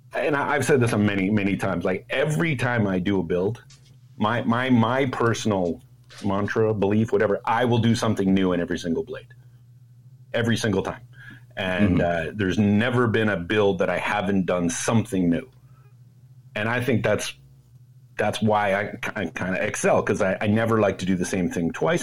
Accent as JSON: {"language": "English", "town": "Toronto", "region": "Ontario", "country": "Canada", "tie": "born or raised there", "moved": "as an adult", "lives_now": "Bay Area, United States"}